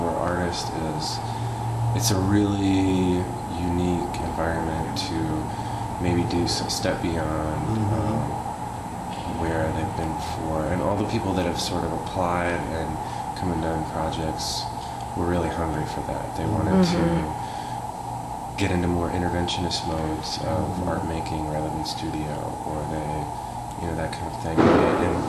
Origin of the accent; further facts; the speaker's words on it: Indiana, United States; moved away as an adult; now in York, Alabama, United States; We're from Indiana, and we ended up in York